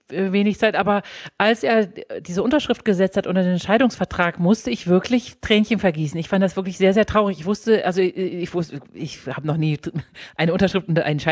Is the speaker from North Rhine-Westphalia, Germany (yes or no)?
yes; Münster, North Rhine-Westphalia, Germany; born there; Ich bin aber auch ein bisschen Fußballfan, weil ich bin in Münster geboren.